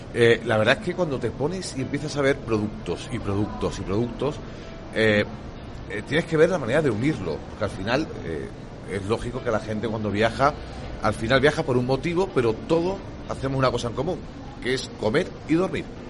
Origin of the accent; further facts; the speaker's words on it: Granada, Andalusia, Spain; now in Málaga, Spain; yo ahora eh, eh, soy granadino, pero bueno, he vivido, ahora vivo en Málaga.